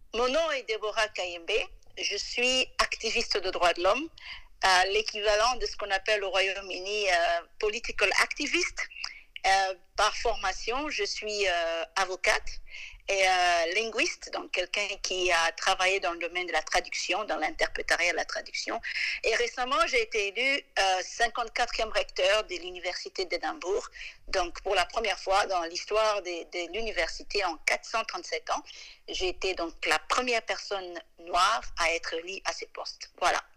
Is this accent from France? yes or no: no; DR Congo; moved away as an adult; also born or lived in London, England; now in Scotland, United Kingdom; je suis congolaise